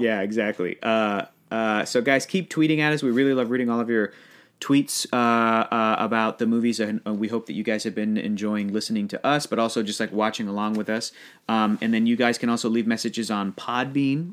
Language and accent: English; United States; as an American guy